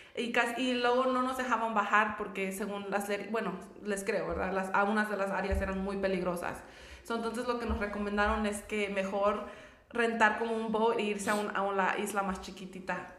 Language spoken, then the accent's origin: Spanish; Querétaro, Mexico; moved away; yo vengo de, yo soy de Querétaro